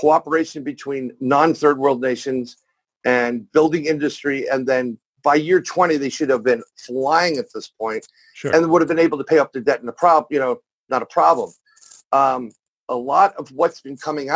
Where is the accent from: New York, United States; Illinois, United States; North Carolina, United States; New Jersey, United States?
New York, United States; New York City; I'm born and raised in New York, New York City, or as that's now known, the plagued apple